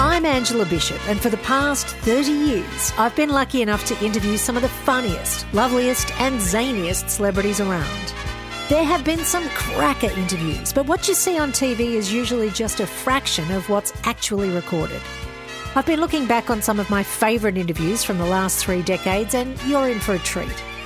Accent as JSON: {"language": "English", "country": "Australia", "tie": "born or raised there", "said": "in my hometown"}